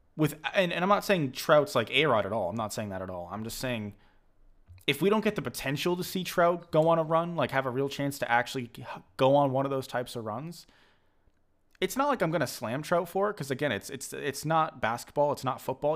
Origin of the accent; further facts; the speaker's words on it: Massachusetts, United States; I'm from Massachusetts